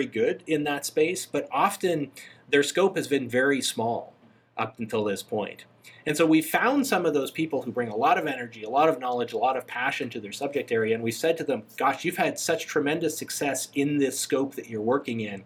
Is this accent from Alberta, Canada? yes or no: yes; Calgary, Alberta, Canada; moved away as an adult; now in Alpharetta, United States; I grew up in Calgary, which is just at the foot of the Rocky Mountains in Canada.